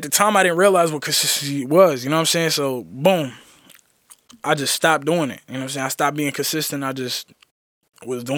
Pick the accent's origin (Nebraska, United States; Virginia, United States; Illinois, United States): Virginia, United States; Roanoke; being from a small city called Roanoke, you know what I'm saying? Like, I tell people I'm from Roanoke, Virginia